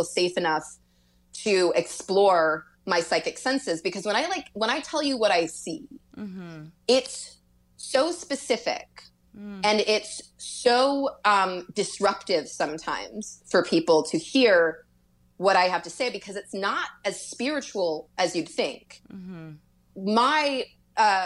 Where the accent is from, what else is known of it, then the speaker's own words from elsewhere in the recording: Louisville, Kentucky, United States; I'm from Louisville. So it was a city, and where I went to school